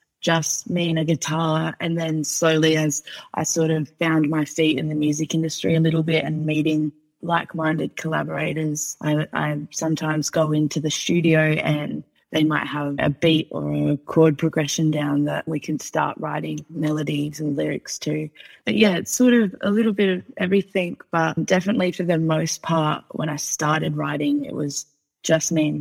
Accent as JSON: {"language": "English", "town": "Port Pirie", "region": "South Australia", "country": "Australia", "tie": "born or raised there", "also_born_or_lived": "Adelaide", "said": "I grew up 2.5 hours north of Adelaide, actually, in a town called Port Pirie. And that was my childhood"}